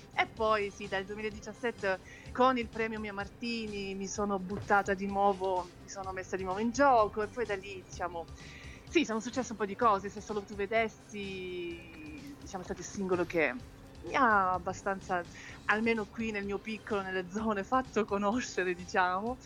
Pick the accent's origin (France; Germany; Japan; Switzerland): Switzerland; sono nata e cresciuta in Svizzera